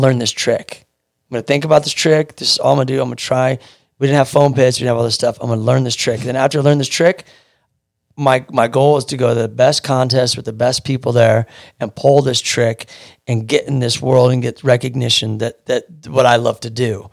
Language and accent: English; Kansas City, Missouri, United States; moved away as an adult; now in California, United States; I'm from Kansas City, Missouri, born and raised, and I moved out here when I was twenty-seven.